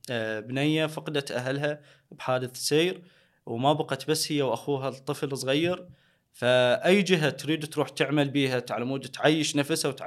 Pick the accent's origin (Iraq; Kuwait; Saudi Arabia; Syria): Iraq; Haditha, Al Anbar; مدينتي بحديثه اكو تجمع